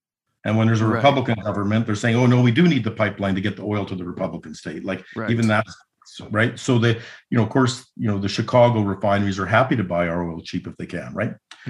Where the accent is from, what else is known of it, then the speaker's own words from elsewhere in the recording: Canada; if you as a Canadian are thinking strategically about our position in the world